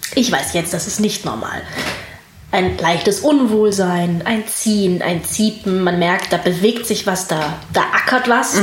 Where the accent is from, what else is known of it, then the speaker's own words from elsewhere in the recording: Wuppertal, North Rhine-Westphalia, Germany; also born or lived in Hamburg / Ireland; bin in Hamburg und Irland aufgewachsen und in Wuppertal zur Schule gegangen